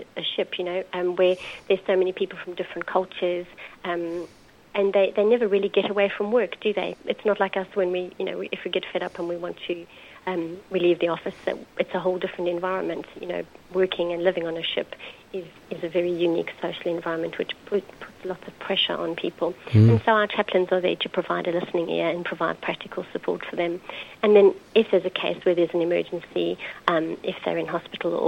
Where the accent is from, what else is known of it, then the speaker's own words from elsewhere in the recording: Johannesburg, Gauteng, South Africa; moved away as an adult; now in United Kingdom; I grew up in South Africa, in Johannesburg